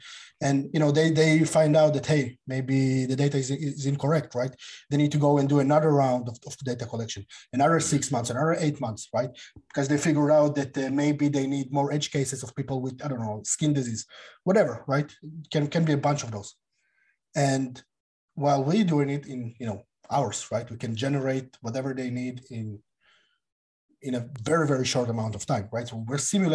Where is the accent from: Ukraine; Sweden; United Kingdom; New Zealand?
Ukraine; I'm from Ukraine